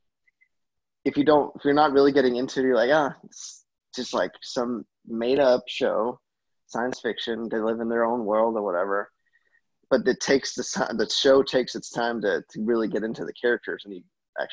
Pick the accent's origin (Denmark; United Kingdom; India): Denmark